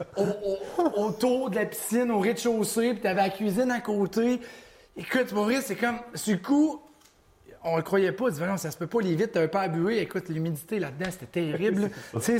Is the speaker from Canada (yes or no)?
yes; Mauricie, Quebec, Canada; je viens de la Mauricie comme toi